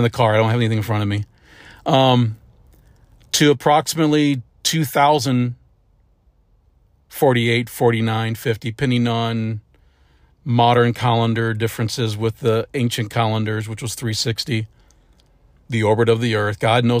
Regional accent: St. Louis, Missouri, United States; I was up in St. Louis. I grew up in St. Louis.

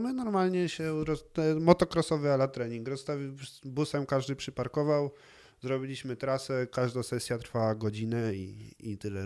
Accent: Cieszyn, Silesian Voivodeship, Poland; przez to, że się wychowywałem w Cieszynie, to, to po czesku daję sobie radę

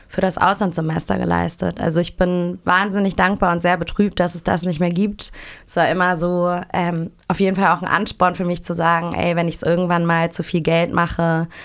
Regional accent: Hamburg, Germany; ich komme aus Hamburg

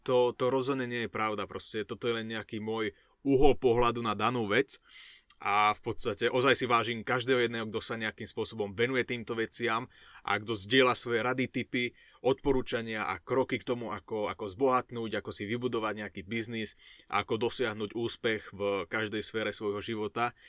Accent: Šaľa, Nitra Region, Slovakia; na základnej škole u nás v Šali

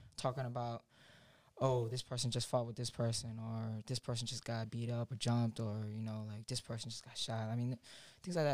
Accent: Orlando, Florida, United States; I'm from Timberleaf in Orlando, Florida

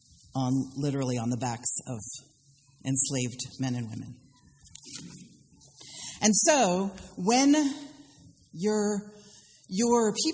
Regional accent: the Carolinas, United States; moved away; also born or lived in Philadelphia; In my Southern culture, I come from the Carolinas and from white people in Philadelphia

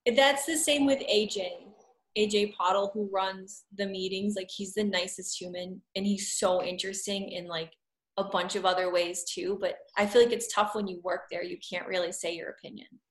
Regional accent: Shrewsbury, Massachusetts, United States; also born or lived in Phoenix / Boston / New York; now in Worcester, United States; I grew up in Shrewsbury, and I lived all over. Like, I lived in Phoenix, and then Boston, and New York

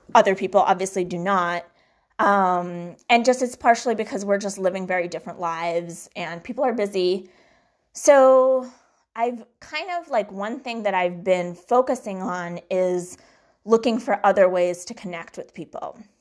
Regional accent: Boston, Massachusetts, United States; also born or lived in Minsk, Belarus / Brookline / Newton / Weston; settled in the Boston area, which is where I grew up, in, let's see, um, Brookline, then Newton, and then Weston

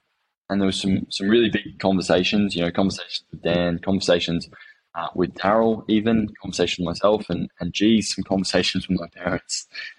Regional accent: Phuket, Thailand; also born or lived in Cambodia; I grew up over in Asia, and I was born in Thailand, lived in Cambodia for 5 years, and Phuket, which most of you guys know is probably a holiday destination, for 10 years after that.

